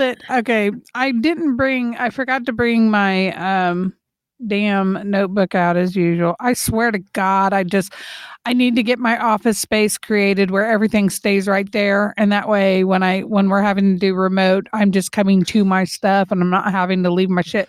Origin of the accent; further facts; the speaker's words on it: St. Louis, Missouri, United States; moved away; my hometown people in the Lou